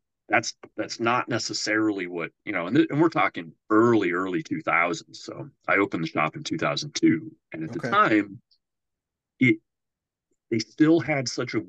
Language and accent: English; Norwalk, Iowa, United States; I grew up in Norwalk, which is on the south side of Des Moines